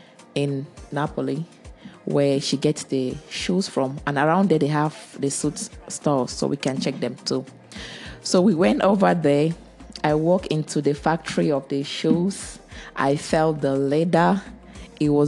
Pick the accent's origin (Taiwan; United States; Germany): Germany; moved away as an adult; also born or lived in Cameroon; I grew most of my life in Germany. I grew up in Germany and I went to school over there.